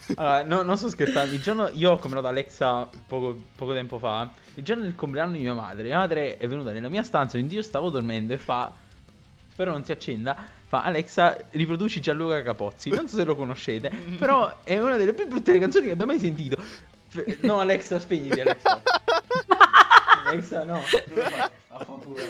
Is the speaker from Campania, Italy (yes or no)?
yes; Naples, Campania, Italy; sono di Napoli